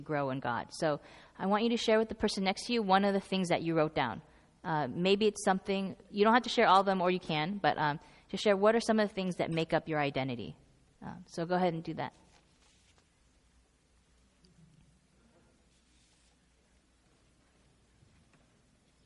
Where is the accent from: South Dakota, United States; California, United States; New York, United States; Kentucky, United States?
California, United States; Northern; I'm from Northern California, so I say heca